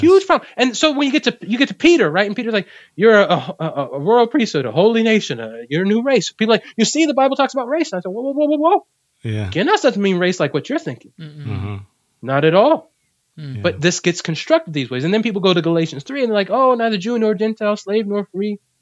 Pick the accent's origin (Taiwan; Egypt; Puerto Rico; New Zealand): Puerto Rico; I'm from Puerto Rico.